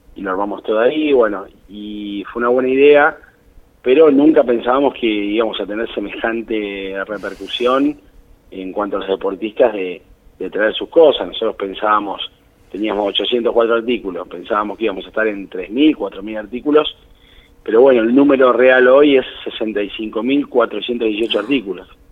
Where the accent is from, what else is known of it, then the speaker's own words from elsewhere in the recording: Bahía Blanca, Buenos Aires Province, Argentina; moved away as an adult; now in Tandil, Argentina; yo soy de Bahía Blanca, eh, pero hace el 2000 que estoy acá en Tandil